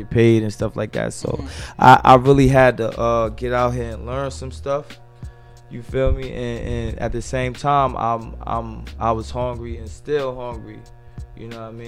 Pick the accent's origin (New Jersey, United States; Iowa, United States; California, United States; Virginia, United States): New Jersey, United States; Newark; I'm from Newark, New Jersey, Brick City